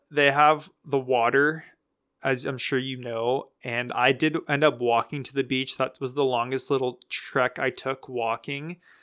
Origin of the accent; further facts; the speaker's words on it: California, United States; I grew up in California